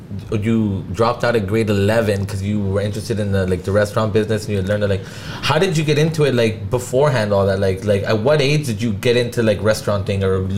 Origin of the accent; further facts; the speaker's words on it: Delta, British Columbia, Canada; in my hometown in Delta